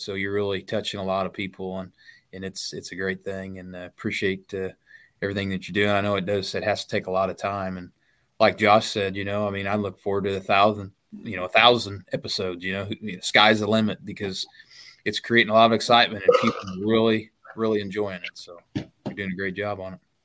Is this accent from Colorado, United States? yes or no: no; Illinois, United States; I'm from Illinois